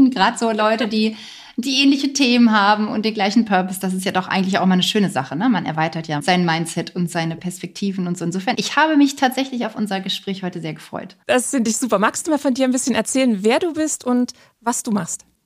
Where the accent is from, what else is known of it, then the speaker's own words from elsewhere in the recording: Hamburg area, Germany; now in near Berlin, Germany; Bin allerdings nicht gebürtige Berlinerin, sondern komme eigentlich aus der Nähe von Hamburg. Da bin ich auch gerade bei meinen Eltern in einer Vereinbarkeitsstation